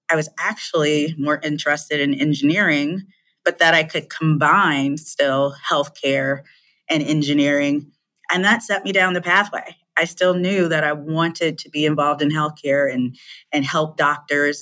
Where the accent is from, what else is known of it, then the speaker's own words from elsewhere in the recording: Chicago, Illinois, United States; moved away as an adult; also born or lived in Hong Kong / California; I was born and raised in the Chicagoland area